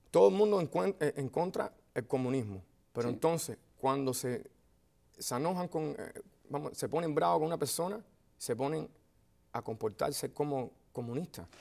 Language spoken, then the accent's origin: Spanish; Miami, Florida, United States; yo vengo de Miami